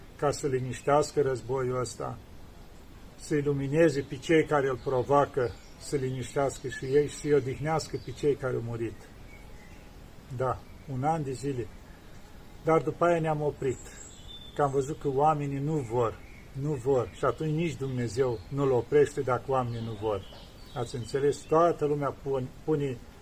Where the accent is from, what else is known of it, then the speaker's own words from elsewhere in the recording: Romania; now in Mount Athos, Greece; eu sunt român